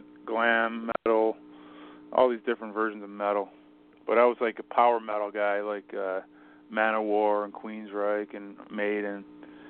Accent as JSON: {"language": "English", "town": "Detroit", "region": "Michigan", "country": "United States", "tie": "born or raised there", "moved": "yes", "lives_now": "Philadelphia, United States", "said": "I'm originally from Detroit. I grew up in Detroit and moved out to Philly in, I don't know, 20 years ago."}